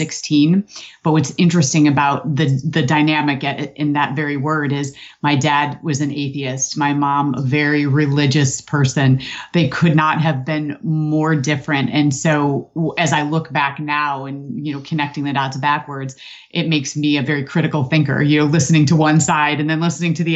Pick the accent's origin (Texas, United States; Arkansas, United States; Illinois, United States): Illinois, United States; Aurora; moved away as an adult; now in Florida, United States; I was born in Aurora, Illinois, and that is obviously where I was lived my entire life